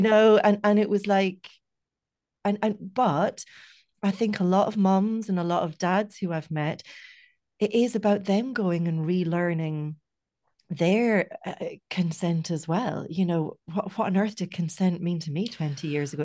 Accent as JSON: {"language": "English", "region": "Scotland", "country": "United Kingdom", "tie": "born or raised there", "moved": "yes", "lives_now": "Ireland", "said": "I grew up in Scotland"}